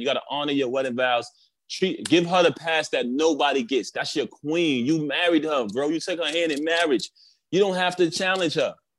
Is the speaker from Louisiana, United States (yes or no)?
no; New York City, New York, United States; I grew up in Brooklyn